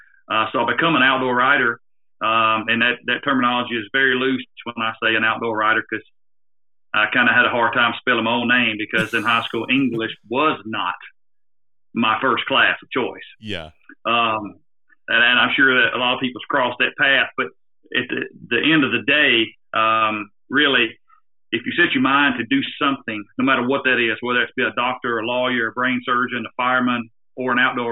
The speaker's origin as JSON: {"language": "English", "region": "the South", "country": "United States", "said": "you can tell from my slang or the way I speak, I'm from the South."}